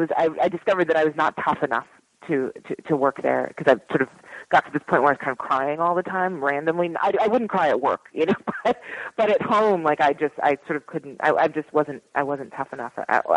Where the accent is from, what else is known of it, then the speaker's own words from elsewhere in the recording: Philadelphia, Pennsylvania, United States; moved away as an adult; Anyway, so I grew up in Philadelphia more or less. I went to high school there. And then I moved to New York when I was 18 to go to college.